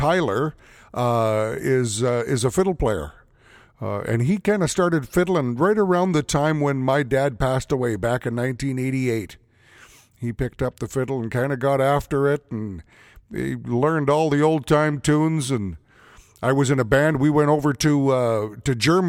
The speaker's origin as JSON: {"language": "English", "town": "St. Paul", "region": "Alberta", "country": "Canada", "tie": "born or raised there", "said": "my hometown here of St. Paul, Alberta"}